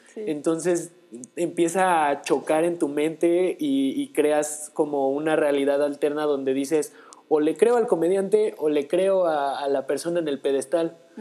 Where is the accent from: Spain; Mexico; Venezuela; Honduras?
Mexico; nosotros como mexicanos